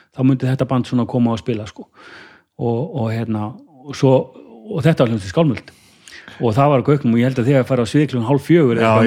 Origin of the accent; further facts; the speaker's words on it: Kópavogur, Capital Region, Iceland; í kópaun og hérna, hérna, hérna bara hef, bjóð þar í raun og veru bara, bara, bara alin upp þar